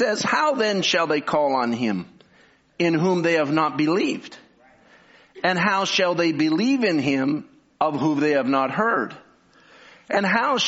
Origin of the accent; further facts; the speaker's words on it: Canada; I'm from Canada